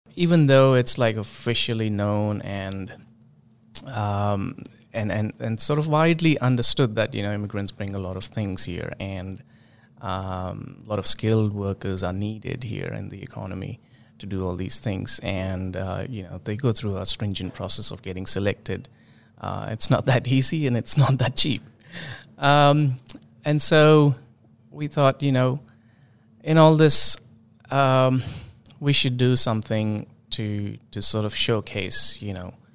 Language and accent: English; India; moved away as an adult; now in New Zealand; originally, I came from India. In two thousand seven, we, my wife and I both came as, as, like, students